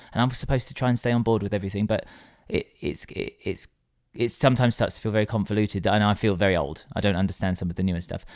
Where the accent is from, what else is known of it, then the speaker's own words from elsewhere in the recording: England, United Kingdom; we are English